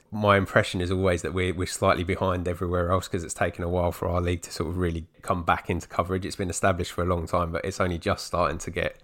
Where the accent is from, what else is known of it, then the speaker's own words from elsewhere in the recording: London, United Kingdom; even as a Londoner myself